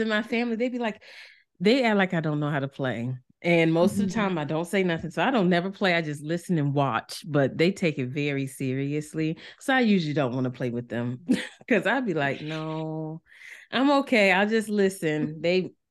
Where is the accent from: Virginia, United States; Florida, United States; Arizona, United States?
Virginia, United States; Norfolk; I grew up in North, we like Norfolk, Virginia